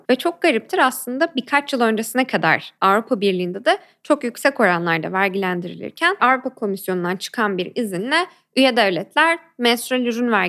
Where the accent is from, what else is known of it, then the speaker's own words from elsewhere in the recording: Ankara, Turkey; now in Istanbul, Turkey; Ankara'da doğup büyüdüm ve hala İstanbul'a tam ayak uyduramamış bir Ankaralıyım ama birkaç yıldır burada yaşıyorum.